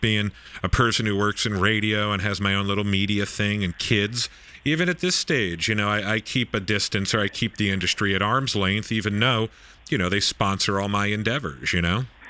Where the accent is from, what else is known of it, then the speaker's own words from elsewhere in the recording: Nassau County, Long Island, New York, United States; also born or lived in East Coast; now in San Diego, United States; I grew up in Nassau County in Long Island